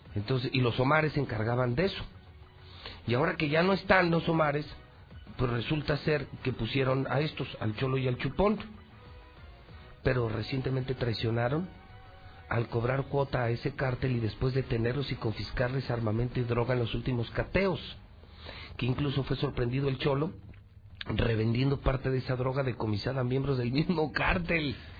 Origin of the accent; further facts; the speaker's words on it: Mexico; Soy un buen mexicano